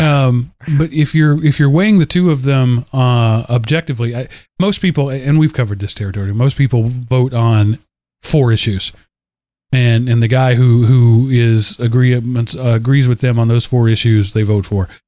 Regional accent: Texas, United States; I say that as a Texan.

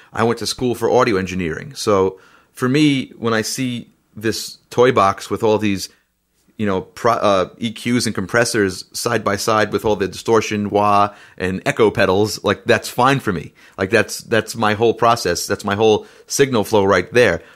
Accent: New York, United States; I'm a musician from New York

